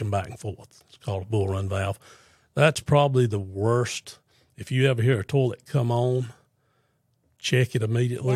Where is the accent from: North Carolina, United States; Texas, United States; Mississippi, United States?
North Carolina, United States; Fuquay-Varina; Born and raised in Fuquay